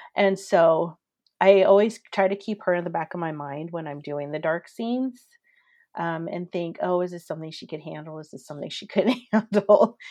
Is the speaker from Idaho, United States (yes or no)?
yes; Coeur d'Alene, Idaho, United States; I grew up in Coeur d'Alene, Idaho